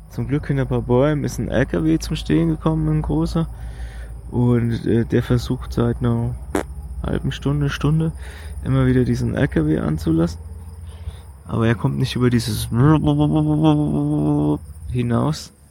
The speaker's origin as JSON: {"language": "German", "country": "Germany", "said": "hallo, wie geht's, wo kommst du her? Und äh, dann meinte ich so, Deutschland"}